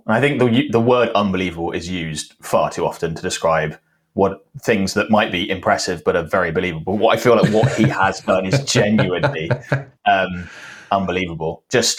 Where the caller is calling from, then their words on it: Cheltenham, South West England, United Kingdom; Cheltenham. So for those who are not necessarily familiar with the geography of the UK, it's sort of like west, southwest England.